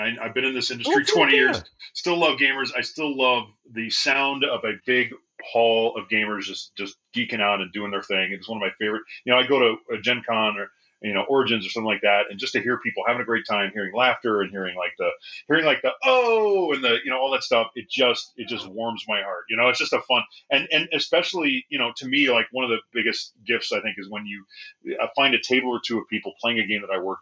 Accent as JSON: {"language": "English", "town": "Bakersfield", "region": "California", "country": "United States", "moved": "yes", "said": "I'm from Bakersfield, California, and much of my family is still down there."}